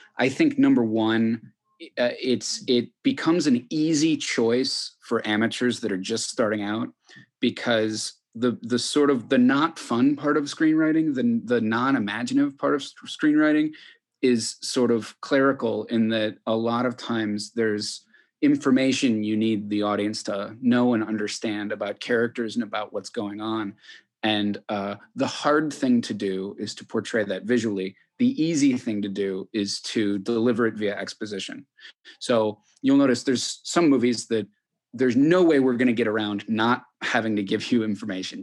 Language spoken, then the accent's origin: English; Chicago, Illinois, United States; I grew up in Chicago